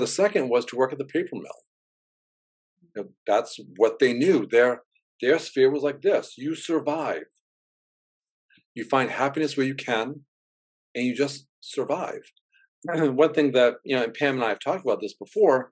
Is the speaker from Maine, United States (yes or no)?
yes; Gorham, Maine, United States; now in New Hampshire, United States; I grew up poor in Gorham, Maine